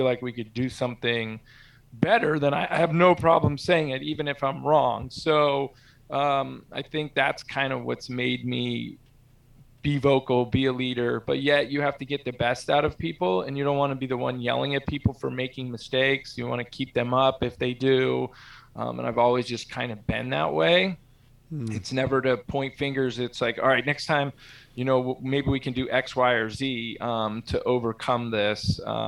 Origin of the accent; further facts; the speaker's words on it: San Carlos, California, United States; also born or lived in Corvallis, Oregon / South San Francisco; From age of 14, I grew up in San Carlos, actually where we started the company when I was 25. So we moved to Corvallis, Oregon for my 7th and 8th grade year.